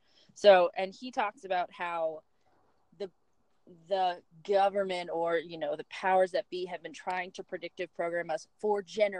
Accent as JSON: {"language": "English", "town": "Summit", "region": "New Jersey", "country": "United States", "tie": "born or raised there", "said": "I was raised in Summit, New Jersey, about 18 miles away. But I lived on a hill"}